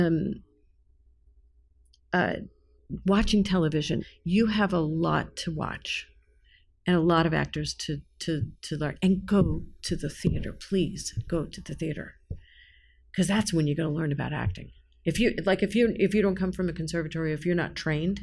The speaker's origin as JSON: {"language": "English", "region": "New York", "country": "United States", "said": "I'm a New Yorker"}